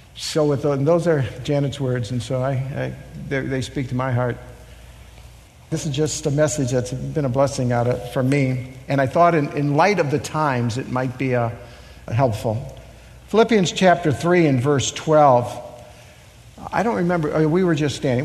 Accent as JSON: {"language": "English", "town": "Chicago", "region": "Illinois", "country": "United States", "tie": "born or raised there", "said": "I was born in Chicago"}